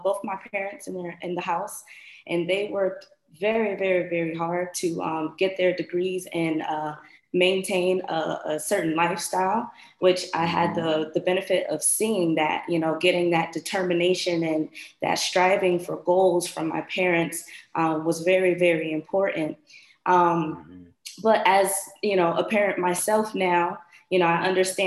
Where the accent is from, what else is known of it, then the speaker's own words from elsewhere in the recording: Bridgeport, Connecticut, United States; moved away as an adult; now in Florida, United States; I am originally from Bridgeport, Connecticut, recently relocated to Florida.